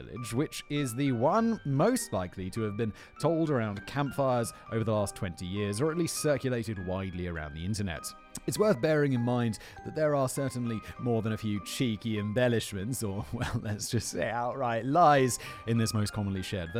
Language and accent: English; Rotherham, Yorkshire and the Humber, United Kingdom; I mean, that wouldn't have been a major problem in my hometown of Rotherham, as you would only have to stagger sideways for a few yards before you came across another kebab house.